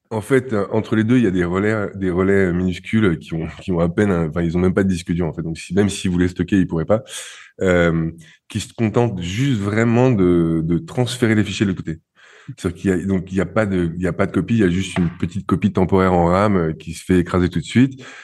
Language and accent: French; France; je suis français